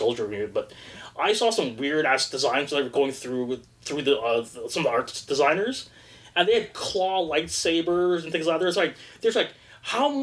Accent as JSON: {"language": "English", "town": "Toronto", "region": "Ontario", "country": "Canada", "tie": "born or raised there", "said": "I was born and raised in Toronto in the Bathurst St. Clair area, Toronto Western Hospital"}